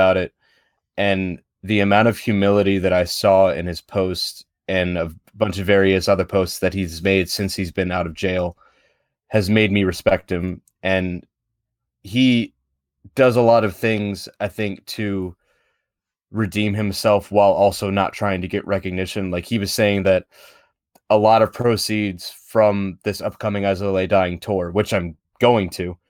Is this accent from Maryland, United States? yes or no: yes; Baltimore, Maryland, United States; well, I was born in Baltimore.